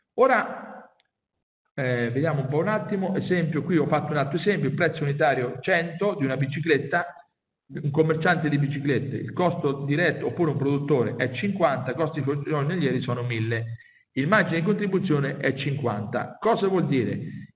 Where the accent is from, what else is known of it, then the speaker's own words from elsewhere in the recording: Marche, Italy; io sono marchigiano e vivo nella zona calzaturiera